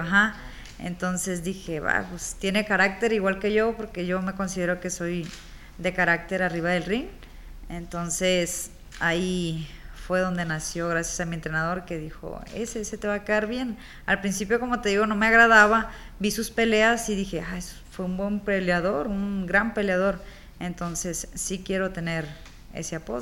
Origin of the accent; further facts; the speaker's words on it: Tepic, Nayarit, Mexico; also born or lived in Culiacán, Sinaloa; regresar acá a Tepida